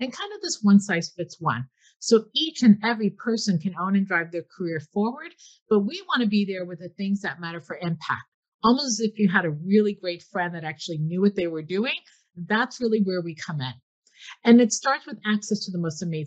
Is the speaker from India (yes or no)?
no; Newark, New Jersey, United States; I'm from Newark, New Jersey